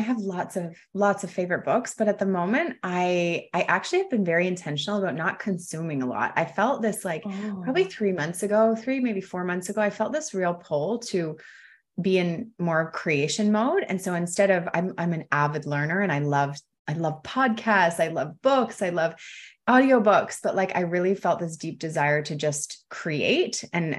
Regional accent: London, Ontario, Canada; now in Costa Rica; I grew up in London, Ontario, for any Canadians over there.

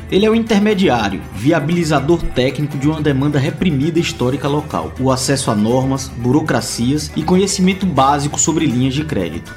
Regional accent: Bahia, Brazil; now in Paraíba, Brazil; sou baiano

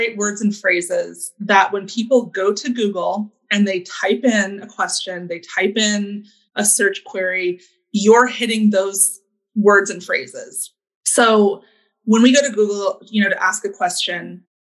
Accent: Alaska, United States; now in Washington, United States; I grew up in Alaska

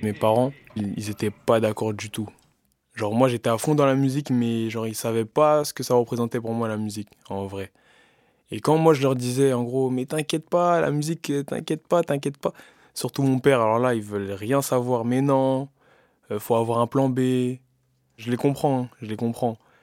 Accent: Bobigny, Île-de-France, France; Bobigny, c'est chez moi, c'est ma maison. C'est là où j'ai grandi

